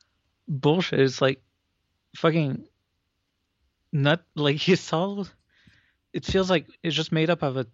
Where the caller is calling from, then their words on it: Montreal, Quebec, Canada; from Montreal.